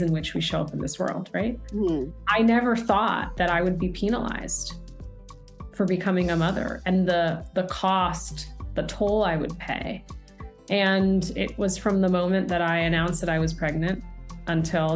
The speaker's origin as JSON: {"language": "English", "country": "United States", "tie": "born or raised there", "said": "I was born and raised in the States with my younger brother."}